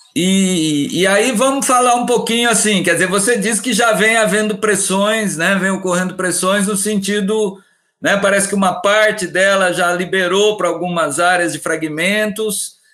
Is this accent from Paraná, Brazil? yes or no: no; interior of Minas Gerais, Brazil; Eu, sou do, eu sou do interior de Minas e, quer dizer, Minas Gerais